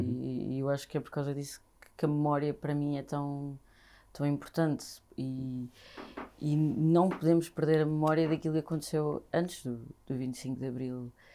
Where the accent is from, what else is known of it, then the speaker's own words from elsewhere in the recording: Vila Franca de Xira, Lisbon, Portugal; now in Lisbon, Portugal; nasci e cresci em Vila Franca de Xira